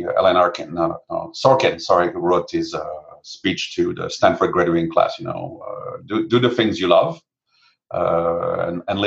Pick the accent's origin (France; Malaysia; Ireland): France; moved away as an adult; now in United States; I came from France for 1 year exchange